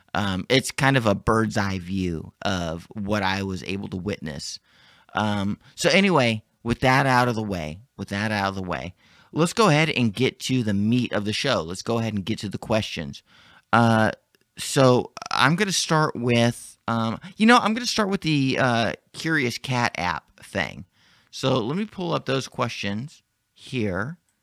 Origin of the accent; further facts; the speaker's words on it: Dallas, Texas, United States; in my hometown